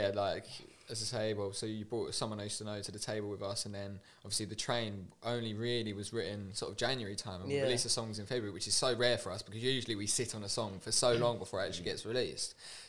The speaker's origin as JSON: {"language": "English", "town": "Sawbridgeworth", "region": "East of England", "country": "United Kingdom", "tie": "born or raised there", "moved": "yes", "lives_now": "London, United Kingdom"}